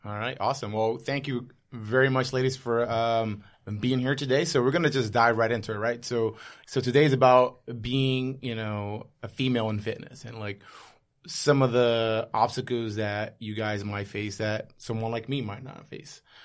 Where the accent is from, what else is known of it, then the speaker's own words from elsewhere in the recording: New York City, New York, United States; I'm a New Yorker